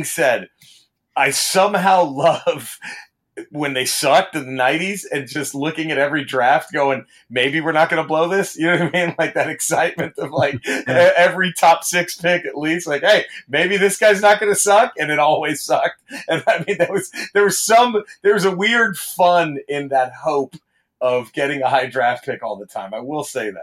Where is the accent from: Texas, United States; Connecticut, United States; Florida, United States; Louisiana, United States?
Texas, United States; Dallas; I grew up, born and raised in Dallas